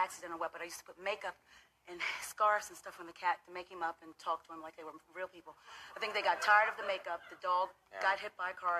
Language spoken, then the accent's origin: English; Philadelphia, Pennsylvania, United States; Philadelphia. That's my hometown.